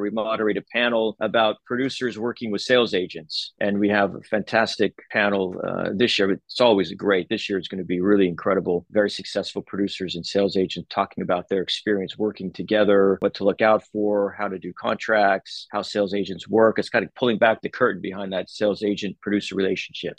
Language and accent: English; Los Angeles, California, United States; I grew up in LA, but there was no one in my family in the entertainment business.